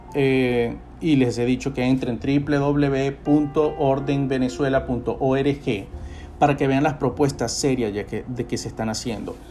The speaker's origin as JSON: {"language": "Spanish", "country": "Venezuela", "said": "nosotros tenemos la responsabilidad como venezolanos de salvar nuestra tierra"}